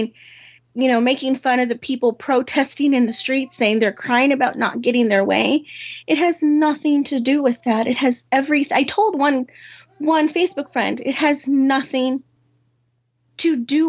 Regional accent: Texas, United States; now in Los Angeles, United States; I grew up in Texas

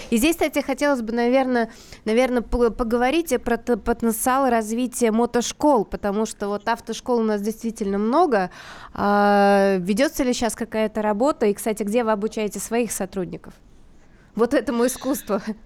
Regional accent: Moscow, Russia; я вот как москвичка

